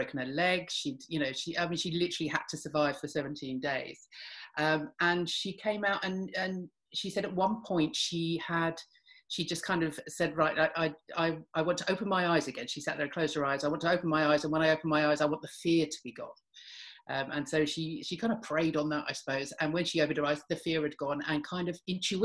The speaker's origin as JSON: {"language": "English", "region": "London", "country": "United Kingdom", "tie": "born or raised there", "said": "I grew up in North London"}